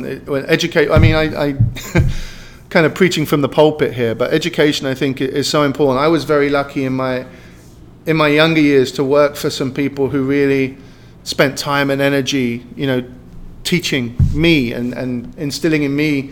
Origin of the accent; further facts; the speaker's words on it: London, United Kingdom; moved away as an adult; also born or lived in Hong Kong / Abu Dhabi / Spain; now in United States; I'm from London. I mean, they kicked me out in 2002, but I still go back regularly